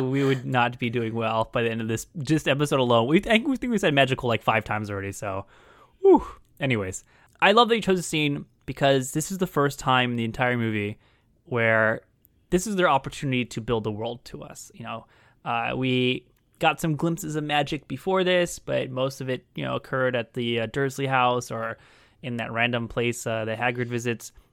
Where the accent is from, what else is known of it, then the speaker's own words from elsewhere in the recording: California, United States; as a Californian